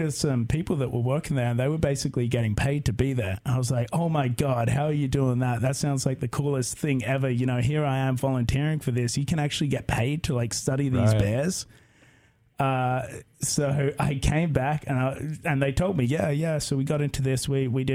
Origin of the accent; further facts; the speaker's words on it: Melbourne, Victoria, Australia; moved away as an adult; also born or lived in San Diego / Delaware; now in Corvallis, United States; I'm from Australia